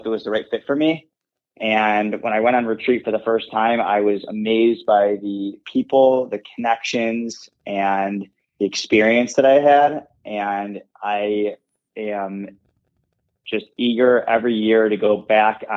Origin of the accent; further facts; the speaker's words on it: Detroit, Michigan, United States; also born or lived in Boulder / Los Angeles / New York; I grew up in Detroit, in the suburbs of Detroit, born and raised